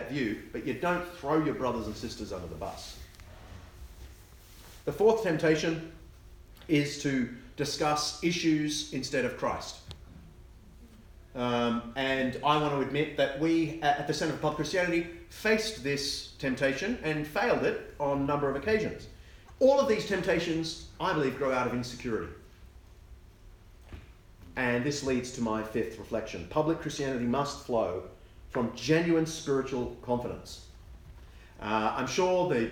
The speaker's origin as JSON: {"language": "English", "country": "Australia", "said": "I'm Australian, and so you just have to forgive me for you know, having convict heritage"}